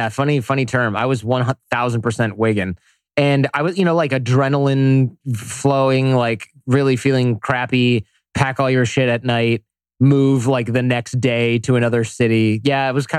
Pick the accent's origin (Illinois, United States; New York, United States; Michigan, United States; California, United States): Michigan, United States; Detroit; now in San Jose, United States; Detroit, Michigan area.